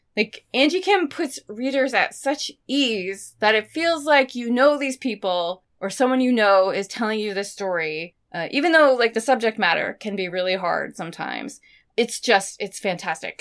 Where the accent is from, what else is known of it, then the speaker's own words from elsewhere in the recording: Maine, United States; moved away; where I grew up in Maine